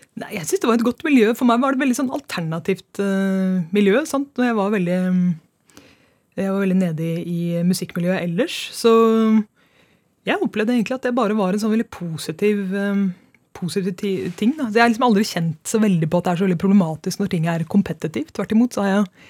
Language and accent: Norwegian; Trondheim, Trøndelag, Norway; now in Oslo, Norway; jeg kommer fra Trondheim